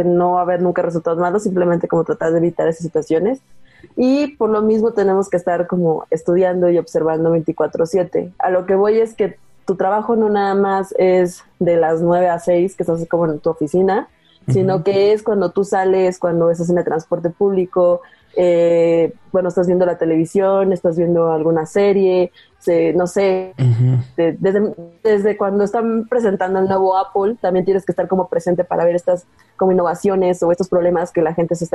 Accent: Veracruz, Mexico; now in Mexico City, Mexico; yo soy originaria de Veracruz, allá exactamente estudié

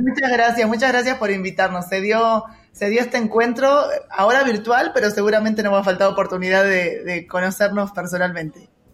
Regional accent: Mar del Plata, Buenos Aires Province, Argentina; de Argentina, eh, de, bueno, la ciudad donde nací se llama Mar del Plata

